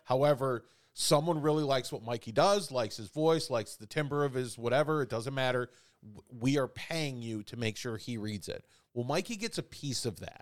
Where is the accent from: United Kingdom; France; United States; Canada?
United States; Chicago, Illinois; now in Indiana, United States; I grew up in Chicago